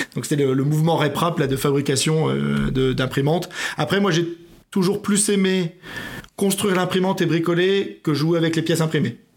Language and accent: French; Metz, Grand Est, France; moved away; also born or lived in Melun / Oyonnax; je viens de Metz.